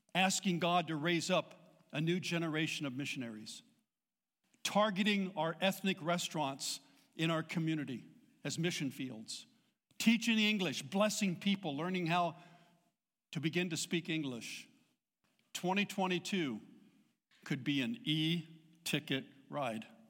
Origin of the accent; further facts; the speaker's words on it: Southern California, United States; I was born and raised in Southern California